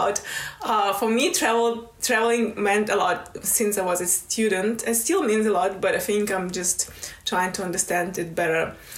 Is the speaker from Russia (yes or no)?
yes; Russia; moved away as an adult; also born or lived in Moscow; now in United Kingdom; I grew up home in the Republic of Comica